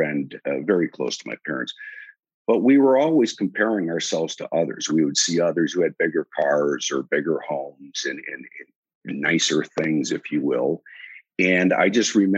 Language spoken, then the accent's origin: English; Wausau, Wisconsin, United States; moved away as an adult; also born or lived in Chicago; now in Dallas, United States; I'm a Wisconsinite and grew up in a little town called Wausau, Wisconsin in north central Wisconsin